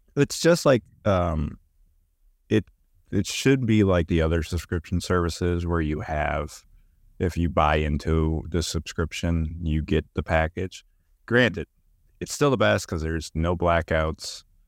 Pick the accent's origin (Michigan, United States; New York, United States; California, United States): Michigan, United States; Warren; also born or lived in Berea, Kentucky; now in Rockcastle County, Kentucky, United States